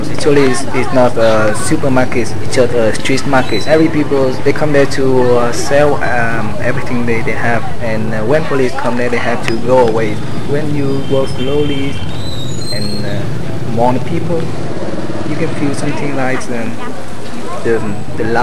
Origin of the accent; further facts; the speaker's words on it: Australia; now in Vietnam; I'm from Australia. I've lived in uh, three or four countries around the world before Vietnam